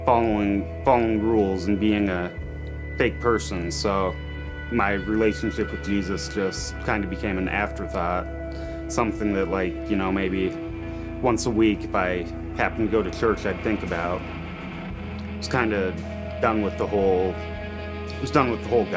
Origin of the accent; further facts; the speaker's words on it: Montana, United States; moved away as an adult; also born or lived in Portland; I grew up in Montana with a Christian family